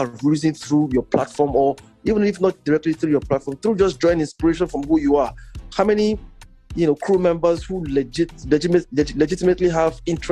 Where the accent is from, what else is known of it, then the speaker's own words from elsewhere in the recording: Nigeria; now in Toronto, Canada; Before I came back to Nigeria from Toronto